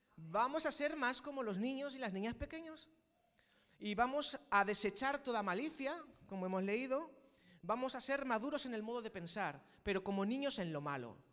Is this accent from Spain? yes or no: yes; Spain; los que somos aquí españoles